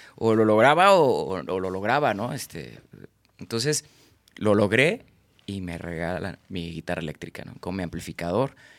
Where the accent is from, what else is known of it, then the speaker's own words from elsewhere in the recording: Guadalajara, Jalisco, Mexico; also born or lived in Villahermosa, Tabasco, Mexico; Yo nací en Villahermosa, Tabasco, registrado en Mérida y soy de Guadalajara